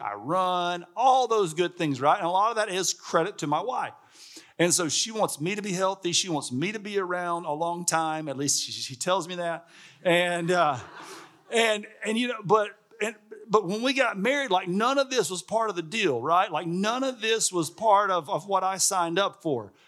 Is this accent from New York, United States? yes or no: no; Alabama, United States; I'm from Alabama. Like, I grew up on, you know, fried chicken and hamburgers and barbecue